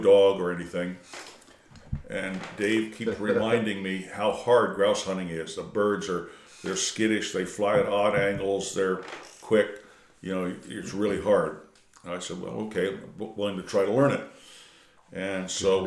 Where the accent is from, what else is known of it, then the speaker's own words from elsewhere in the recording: Wilmington, Delaware, United States; moved away as an adult; now in Michigan, United States; Landed in Wilmington, Delaware, and grew up and was there through college, through graduate school, through the Army, until I came to work for Ford back in 1971